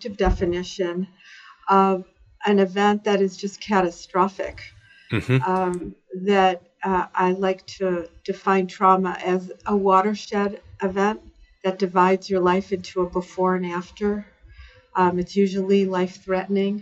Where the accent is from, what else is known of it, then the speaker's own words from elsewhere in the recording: Cleveland, Ohio, United States; I lived a suburban life in the Midwest in Cleveland, Ohio